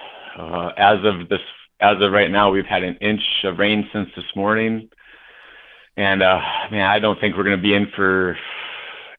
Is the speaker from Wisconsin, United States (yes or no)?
no; North Dakota, United States; born or raised there